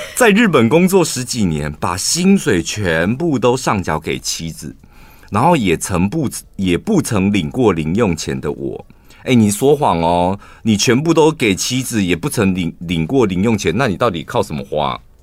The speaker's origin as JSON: {"language": "Chinese", "region": "southern Taiwan", "country": "Taiwan", "also_born_or_lived": "Taipei", "moved": "as an adult", "said": "我现在我南部上来打拼"}